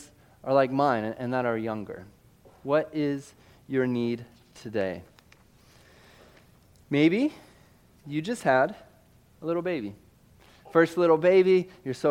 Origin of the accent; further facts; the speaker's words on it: Missouri, United States; I'm from Missouri